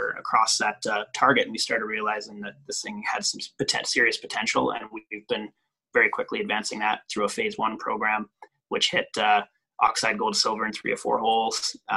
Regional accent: central Manitoba, Canada; now in Nevada, United States; I grew up farm kid in central Manitoba, of all places. My hometown had like 14 people in it.

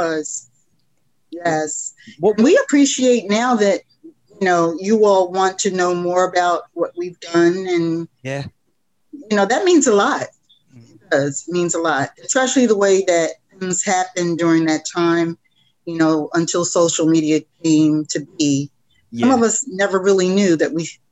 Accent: Albany, New York, United States; moved away; also born or lived in Philadelphia, Pennsylvania; Albany, the capital of New York State. It's my hometown

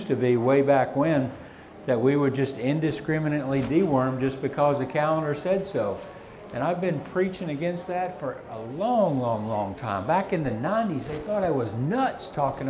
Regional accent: the South, United States; I'm from the South, can you tell? We don't have cold in the South

